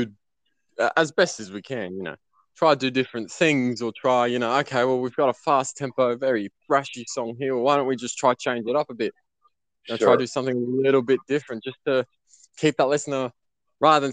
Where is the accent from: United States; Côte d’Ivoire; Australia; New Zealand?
Australia; Sydney, New South Wales; I'm still from Sydney, Australia